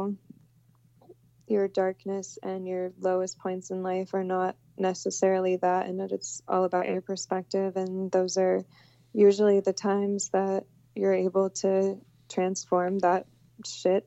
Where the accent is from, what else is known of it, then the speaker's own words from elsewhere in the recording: Houston, Texas, United States; I came from I grew up in Houston